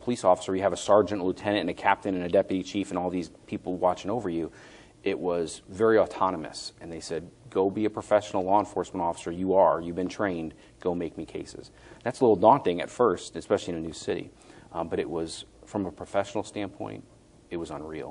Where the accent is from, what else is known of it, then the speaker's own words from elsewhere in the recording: Connecticut, United States; moved away; also born or lived in Boston; I'm from Connecticut where, Connecticut's like a rectangle with a tail